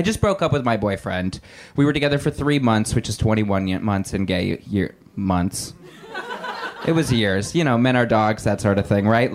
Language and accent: English; Indiana, United States; now in Los Angeles, United States; I'm from Indiana originally.